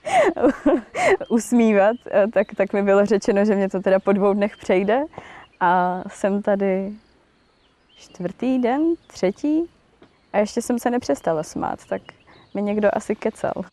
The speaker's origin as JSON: {"language": "Czech", "town": "Kružberk", "region": "Moravian-Silesian Region", "country": "Czechia", "said": "Jsem z malé vesnice u Opavy, z Kružberku"}